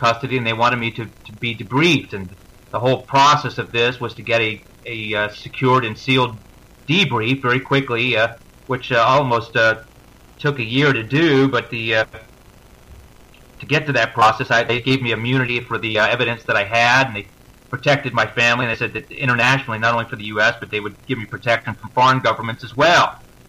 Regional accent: Maryland, United States; now in Vancouver, Canada; I grew up in Maryland

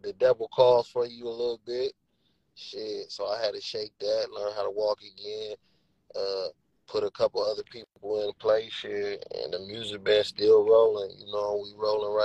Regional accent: Minneapolis, Minnesota, United States; I'm from Northside, Minneapolis, Minnesota

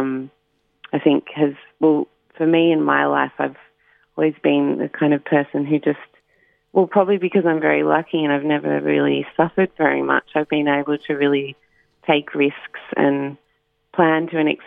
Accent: Warrandyte, Victoria, Australia; I grew up in Warrandyte, and so I was always at the river

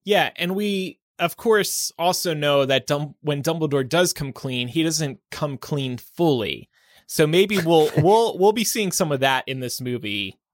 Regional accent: United Kingdom; I'm actually British.

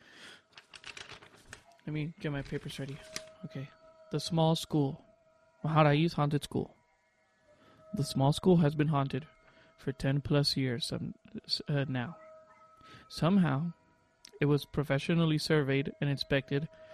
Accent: Santa Maria, California, United States; now in Georgia, United States; I'm from Santa Maria

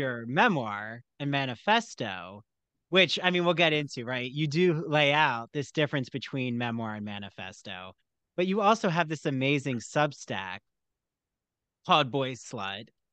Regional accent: outside Philadelphia, New Jersey, United States; I grew up in New Jersey outside Philly

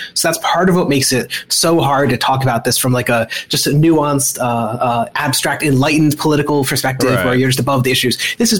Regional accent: Maryland, United States; also born or lived in New Jersey; I was born in New Jersey, and I grew up in Maryland.

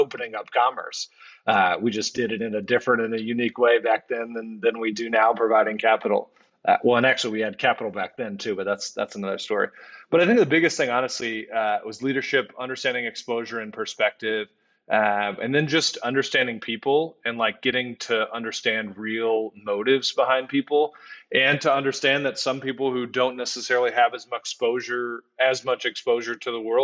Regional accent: Houston, Texas, United States; born or raised there; moved away

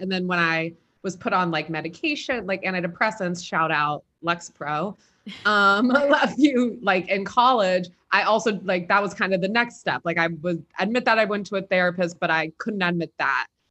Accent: Philadelphia, Pennsylvania, United States; moved away; I'm from Philly originally

